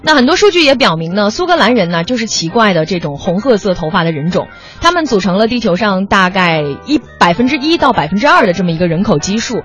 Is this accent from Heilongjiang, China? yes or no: yes; Qiqihar, Heilongjiang, China; 或者是我的老家齐齐哈尔啊